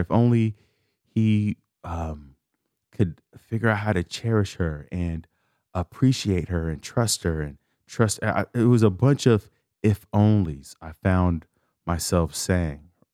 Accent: Chicago, Illinois, United States; I'm from Chicago. I grew up a l, a block from the lake, from Lake Michigan

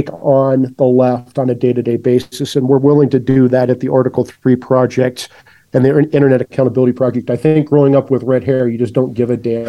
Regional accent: Des Moines, Iowa, United States; moved away as an adult; Yeah, so I'm from Des Moines, Iowa. I grew up with teachers as parents, and I grew up pretty normal Midwest working class upbringing.

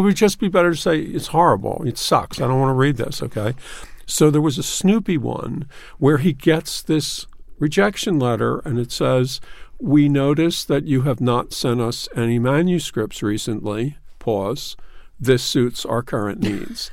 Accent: Philadelphia, Pennsylvania, United States; now in New York, United States; I'm from Philadelphia.

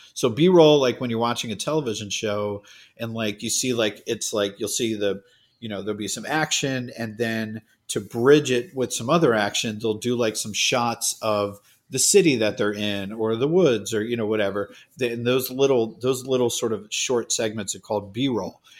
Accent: Cape Cod, Massachusetts, United States; I grew up on Cape Cod

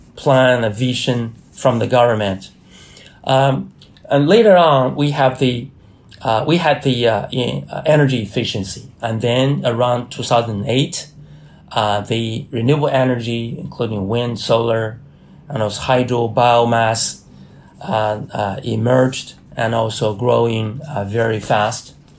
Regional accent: China; research institute based in Hebei province. It's very close to my hometown.

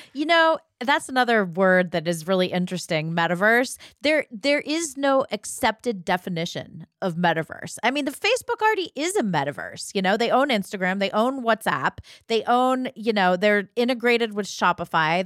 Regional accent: Ohio, United States; growing up in Ohio

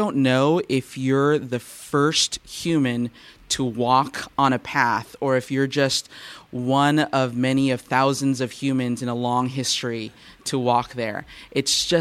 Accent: Southern California, United States; Growing up in Southern California, we do have a horse culture here

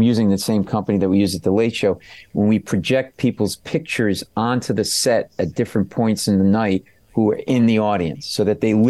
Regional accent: Michigan, United States; I grew up in Michigan.

